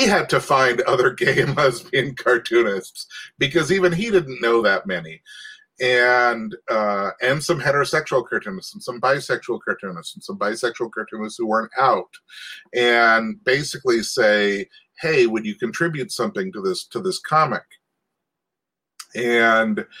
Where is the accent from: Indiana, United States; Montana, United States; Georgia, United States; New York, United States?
Montana, United States; I was from Montana